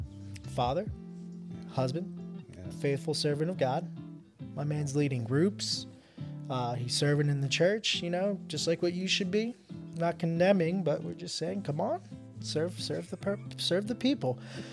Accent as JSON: {"language": "English", "region": "New Jersey", "country": "United States", "said": "Hey, so we're both from Jersey."}